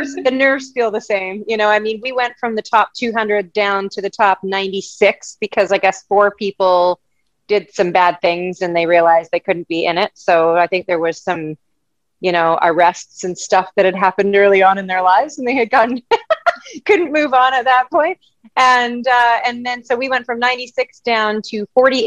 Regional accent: Abbotsford, British Columbia, Canada; I grew up in Abbotsford, British Columbia

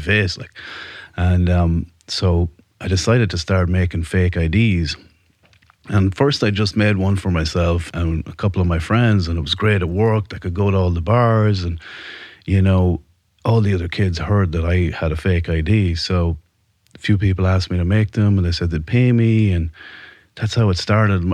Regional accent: Ireland; moved away as an adult; now in United States; born and raised in Ireland. I came to America in my early 20s

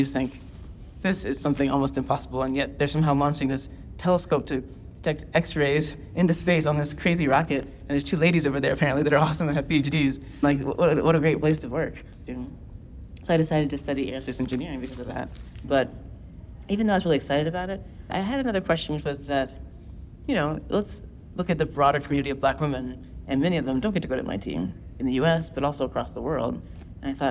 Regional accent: Orlando, Florida, United States; I grew up in Orlando, Florida

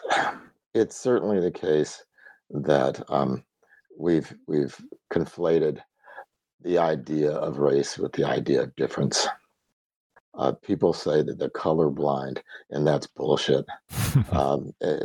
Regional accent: the South, United States; I grew up in the South, and everybody's mixed

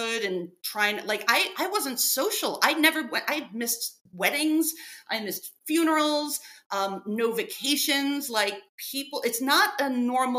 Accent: New York City, New York, United States; I grew up in New York City. I grew up in Brooklyn

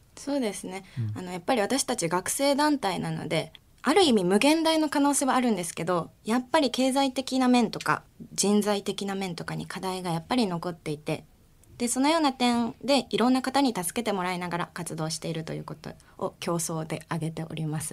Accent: Ikoma, Nara, Japan; 奈良県の生駒市あたり

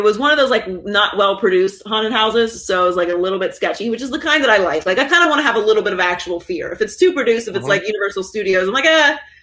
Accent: Pittsburgh, Pennsylvania, United States; moved away as an adult; also born or lived in Miami, Florida; I was born and raised in Pittsburgh. I lived there until I was 18. And then I moved to Florida.

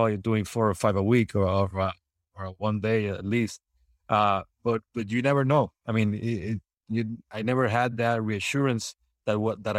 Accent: Puerto Rico; English is a second language; now in Orlando, United States; So since I'm from Puerto Rico here to Orlando, I haven't done combined cases.

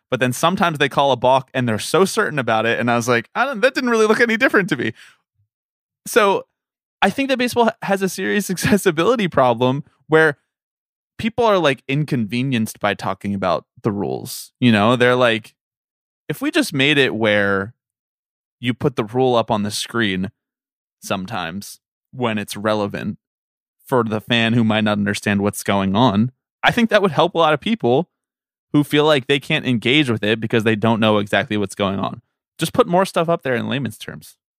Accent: Philadelphia, Pennsylvania, United States; moved away as an adult; also born or lived in Washington; I was born in Washington. I grew up in Philadelphia.

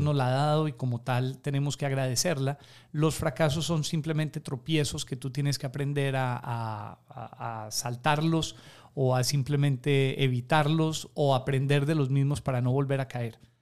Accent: Pereira, Risaralda, Colombia; moved away as an adult; also born or lived in Atlanta, United States; now in Guayaquil, Ecuador; la ciudad de donde yo soy, eh, que se llama Pereira en Colombia

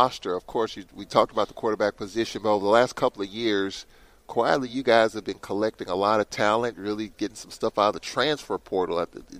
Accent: St. Louis, Missouri, United States; I'm a St. Louisan myself. I'm from St. Louis

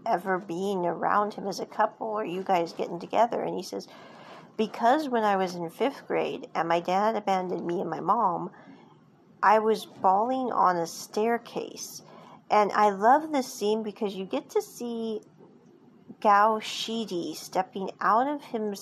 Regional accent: United States; what we grew up with in America

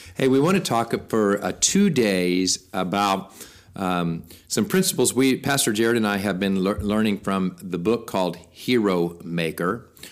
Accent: United States; we, as American Christians

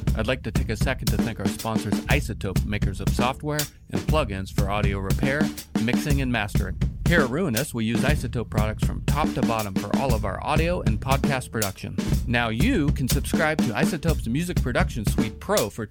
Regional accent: Northern California, United States; now in Pacific Northwest, United States; I grew up in Northern California

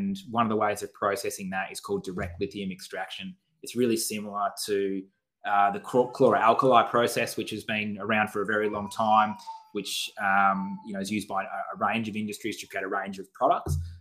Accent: Western Australia, Australia; moved away; I'm from Western Australia originally as well

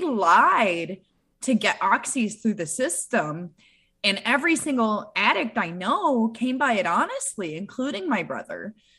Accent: Michigan, United States; moved away as an adult; now in South Florida, United States; I'm originally from Michigan

